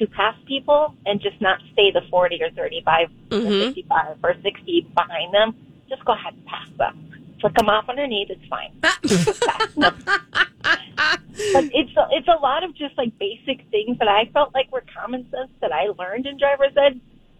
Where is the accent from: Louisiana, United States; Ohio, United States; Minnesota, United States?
Minnesota, United States; Minneapolis; I have a 15-year-old. I'm from Minneapolis.